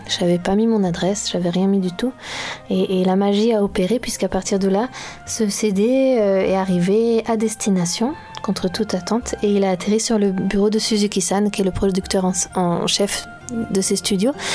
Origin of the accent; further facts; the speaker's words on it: Brittany, France; je suis née, j'ai grandi en Bretagne.